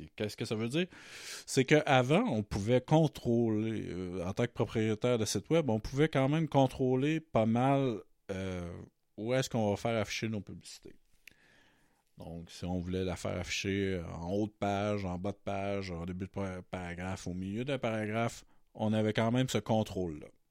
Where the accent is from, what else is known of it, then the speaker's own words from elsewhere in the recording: Matane, Quebec, Canada; moved away as an adult; also born or lived in Montreal; now in Terrebonne, Canada; je viens de Matane, qui est ma ville de naissance. Mais maintenant, je suis à Terrebonne, dans la grande région de Montréal. Depuis 2005, j'ai déménagé j'ai déménagé à Montréal